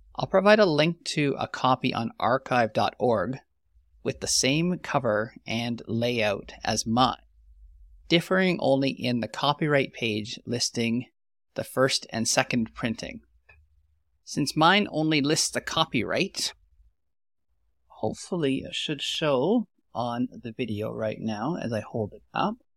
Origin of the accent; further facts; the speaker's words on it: Canadian Prairies, Canada; I'm an agronomist from the Western Canadian prairies